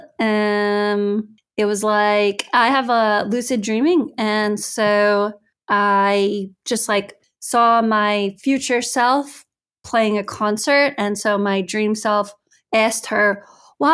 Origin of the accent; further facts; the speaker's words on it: United States; moved away as an adult; also born or lived in United Kingdom; now in Italy; as an American, I'm happy to be in Europe